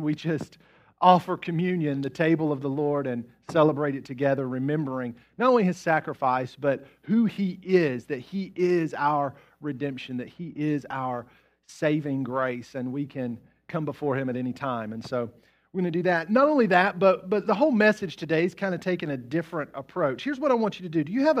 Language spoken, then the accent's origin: English; West Virginia, United States; Which reminds me of a guy that I grew up with in West Virginia. I grew up in a small town in West Virginia. There's about 1,500 people in the town.